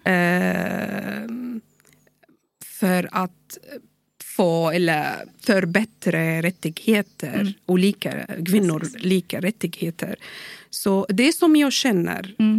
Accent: Syria; Swedish is a second language; also born or lived in Bahrain / Dubai; now in Sweden; Jag kommer från Syrien

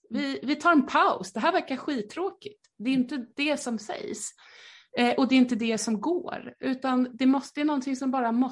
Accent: Skåne, Sweden; accent: Skåne; Förlåt min skånska.

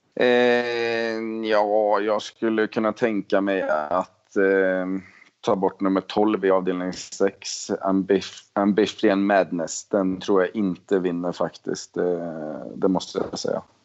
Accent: Sweden; moved away; precis som hemma i Sverige

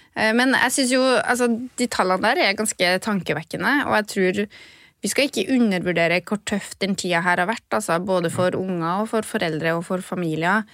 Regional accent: Trøndelag, Norway; accent: Trønder; jeg kan snakke trønder

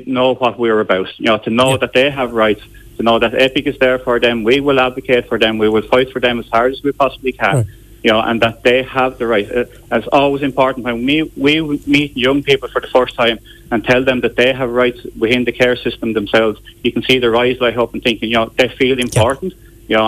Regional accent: Wexford, Leinster, Ireland; This is a strange thing, because I'm from Wexford, the Cork area, we actually cover the Wexford area as well.

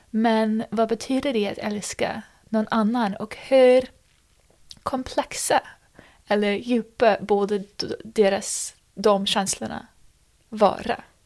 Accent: United States; moved away; när man kommer från USA.

